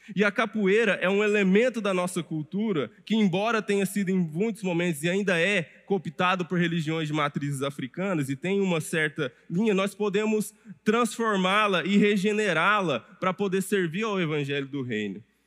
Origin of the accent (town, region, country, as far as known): Brazil